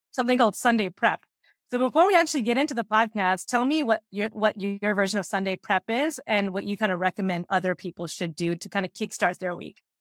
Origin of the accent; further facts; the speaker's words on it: Canada; I'm the only Canadian employee